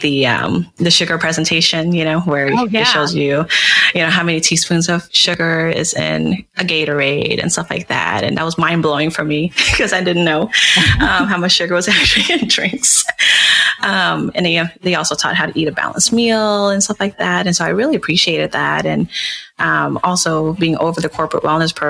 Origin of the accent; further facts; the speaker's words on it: Dallas, Texas, United States; moved away; I'm initially from Dallas, Texas